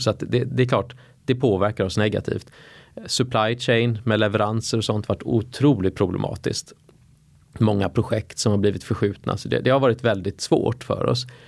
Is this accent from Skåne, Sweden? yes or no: no; Gothenburg, Västra Götaland, Sweden; moved away as an adult; also born or lived in United States; now in Stockholm, Sweden; jag växte som sagt upp i, i uh, Göteborg